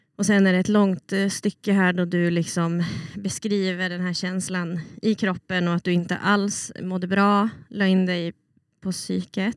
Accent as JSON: {"language": "Swedish", "town": "Umeå", "region": "Västerbotten County", "country": "Sweden", "tie": "born or raised there", "also_born_or_lived": "Melbourne, Australia", "moved": "as an adult", "said": "jag kommer ju från Umeå och jag är uppväxt i Sverige"}